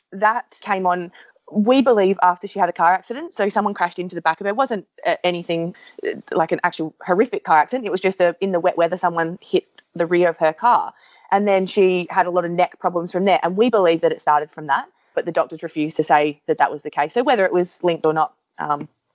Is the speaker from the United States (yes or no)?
no; Adelaide Hills, South Australia, Australia; So I was born in the Adelaide Hills